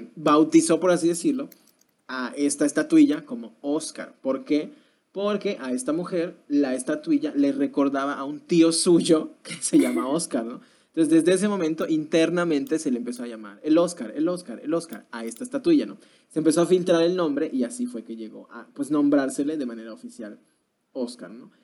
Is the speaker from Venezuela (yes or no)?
no; Mexico; como mexicanos